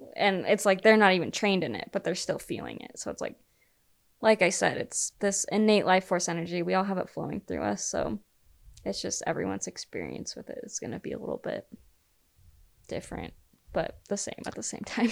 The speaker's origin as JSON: {"language": "English", "region": "Utah", "country": "United States", "said": "I was the girl from Utah"}